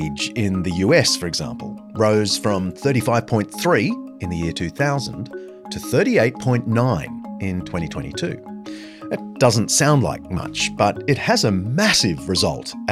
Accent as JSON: {"language": "English", "country": "Australia", "said": "In my home country of Australia"}